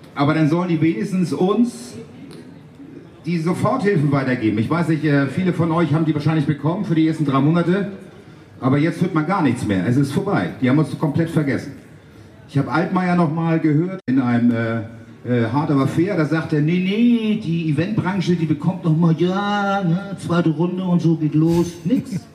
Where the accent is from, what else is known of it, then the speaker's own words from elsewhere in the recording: Hamburg, Germany; ich bin Hamburger Jung, ich bin hier aufgewachsen